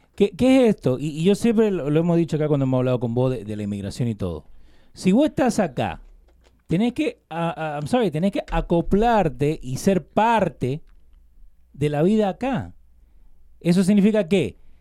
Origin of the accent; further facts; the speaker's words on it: Argentina; Yo nací en Argentina, soy argentino.